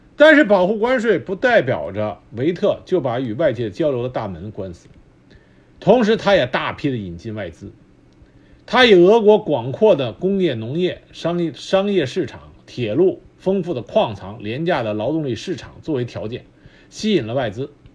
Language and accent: Chinese; China; 我们中国人